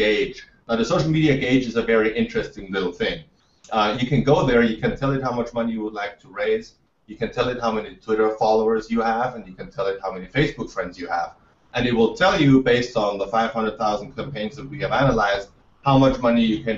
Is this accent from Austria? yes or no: yes; Austria; I'm from Austria. I grew up in a country with no VC, no startup culture.